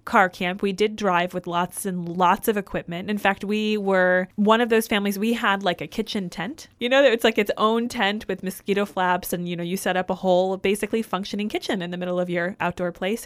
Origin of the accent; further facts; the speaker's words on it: Michigan, United States; moved away; I grew up in Michigan